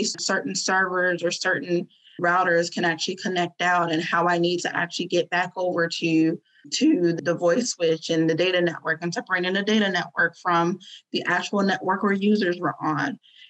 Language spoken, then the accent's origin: English; Fort Lauderdale, Florida, United States; moved away as an adult; also born or lived in Northern Virginia; we're from Florida. My family's from Fort Lauderdale